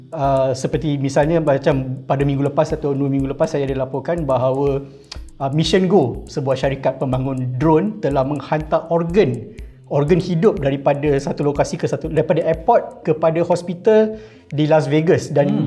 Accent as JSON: {"language": "Malay", "country": "Malaysia", "said": "kita sebagai rakyat Malaysia"}